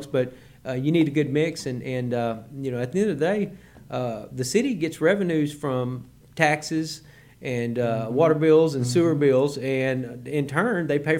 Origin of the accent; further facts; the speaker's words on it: Marlin, Texas, United States; moved away as an adult; now in Conroe, United States; I grew up in Marlin, Texas, originally around Waco, Central Texas